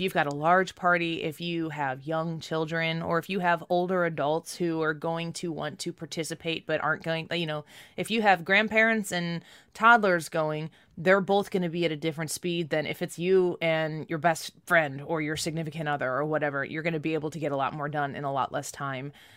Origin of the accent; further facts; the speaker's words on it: Midwest, United States; I'm from the Midwest, and we have that hot, he, hot, humid weather here